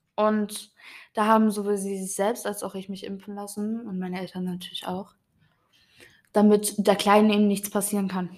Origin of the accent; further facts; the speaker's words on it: Germany; bei uns in Deutschland